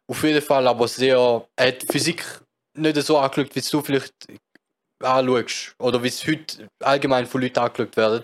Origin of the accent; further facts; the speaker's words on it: Switzerland; als Schweizer